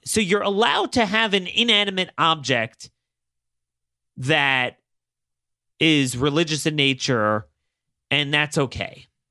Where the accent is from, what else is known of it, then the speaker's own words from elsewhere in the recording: Maryland, United States; my home state of Maryland